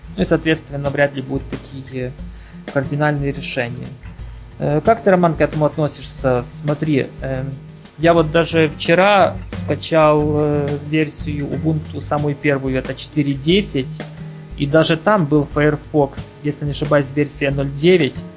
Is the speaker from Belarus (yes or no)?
no; Ukraine; я с Украины